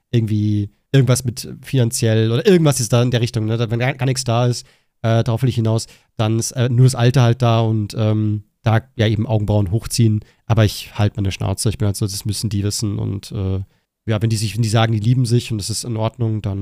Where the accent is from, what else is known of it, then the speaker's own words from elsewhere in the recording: Germany; Außerdem sind wir Deutsche